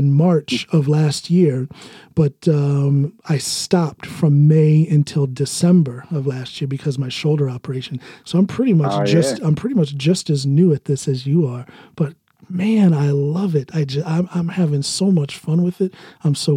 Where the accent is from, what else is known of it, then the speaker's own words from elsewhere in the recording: United States; accent: American English; first language English; moved away as an adult; now in Norway; my native language, which is American English